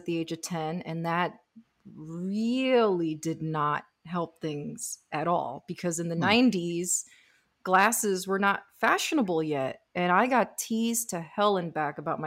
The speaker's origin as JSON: {"language": "English", "town": "Miami", "region": "Florida", "country": "United States", "tie": "born or raised there", "said": "I was born and raised in Miami"}